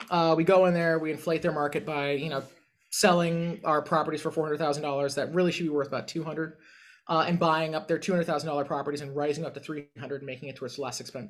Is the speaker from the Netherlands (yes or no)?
no; California, United States; as a Californian, we think that's completely absurd.